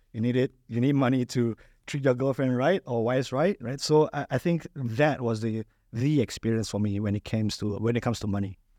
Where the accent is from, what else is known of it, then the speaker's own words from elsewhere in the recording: Malaysia; moved away as an adult; now in United Arab Emirates; I'm originally from Malaysia.